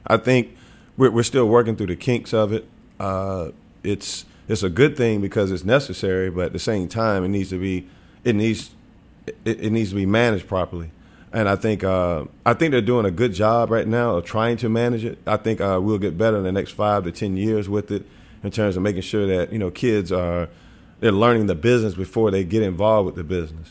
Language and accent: English; Wilmington, North Carolina, United States; moved away as an adult; also born or lived in Knoxville, Tennessee / Springfield; now in Memphis, United States; I grew up in Wilmington.